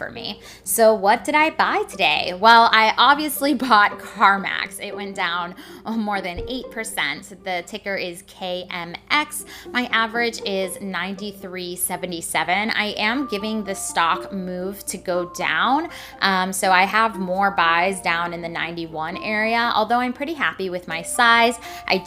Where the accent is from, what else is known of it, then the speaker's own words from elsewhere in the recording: Washington, United States; my home state, Washington